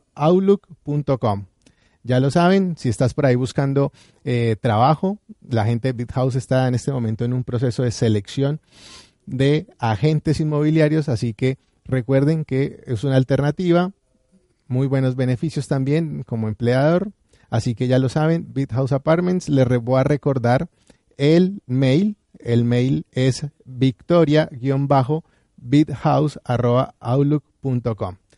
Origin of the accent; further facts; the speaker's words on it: Colombia; nuestro país